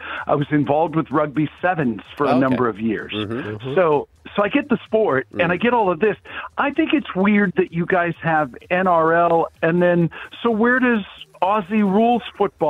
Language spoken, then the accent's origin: English; United States; I'm American.